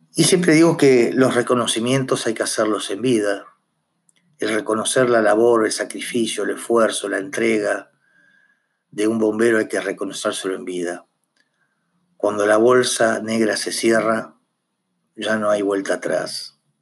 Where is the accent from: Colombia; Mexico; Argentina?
Argentina; somos conscientes que somos argentinos